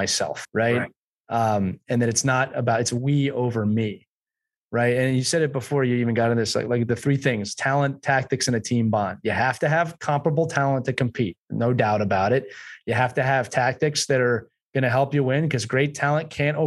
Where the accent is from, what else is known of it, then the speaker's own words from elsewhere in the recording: United States; now in England; I'm an American coaching in England